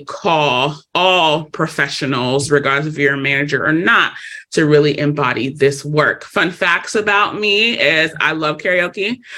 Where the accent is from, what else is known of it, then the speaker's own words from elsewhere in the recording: Los Angeles, California, United States; I am born and raised in Los Angeles, California.